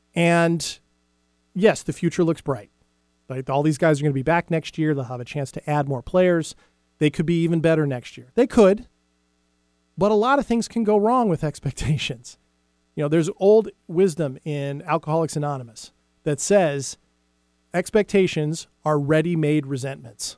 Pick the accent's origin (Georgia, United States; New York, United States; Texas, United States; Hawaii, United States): Hawaii, United States; Big Island; moved away; I was about seven years old, and I lived in Hawaii at the time, and I lived on the Big Island